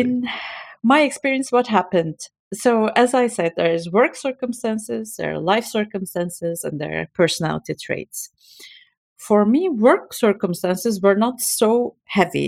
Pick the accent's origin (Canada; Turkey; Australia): Turkey; moved away as an adult; now in Belgium; I'm from Turkey. My parents, all of my family, they're, um, back in Istanbul, and I alone migrated to Belgium